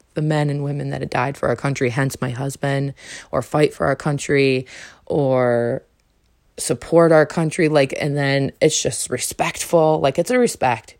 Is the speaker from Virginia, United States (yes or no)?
no; New York, United States; moved away as an adult; also born or lived in North Carolina / Arizona; I'm from New York. I coulda came back to New York and been around all the family